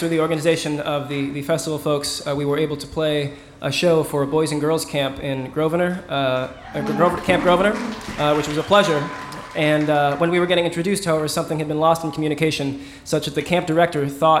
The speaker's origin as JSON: {"language": "English", "town": "Kansas City", "country": "United States", "said": "I'm from Kansas City."}